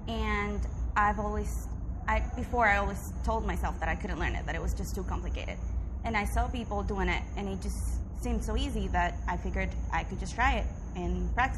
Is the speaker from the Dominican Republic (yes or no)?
yes; Dominican Republic; I'm 25 years old. I'm from Dominican Republic, so consider Latino.